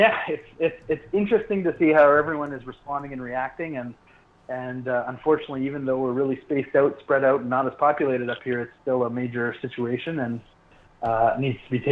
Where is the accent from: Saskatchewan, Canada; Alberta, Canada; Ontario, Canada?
Alberta, Canada; Calgary; we're from Calgary and that's a city of a million